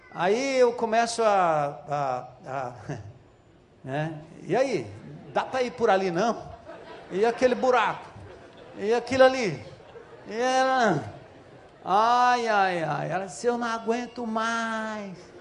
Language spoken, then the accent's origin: Portuguese; São Paulo, Brazil; Nascido e criado na Zona Norte de São Paulo, filho de nordestino